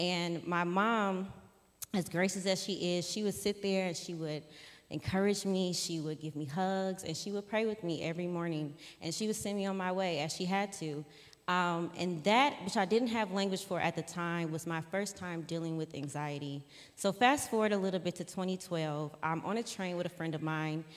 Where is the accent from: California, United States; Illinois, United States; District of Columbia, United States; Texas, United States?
Illinois, United States; Streamwood; also born or lived in Country Club Hills, Illinois; I grew up in Streamwood, Illinois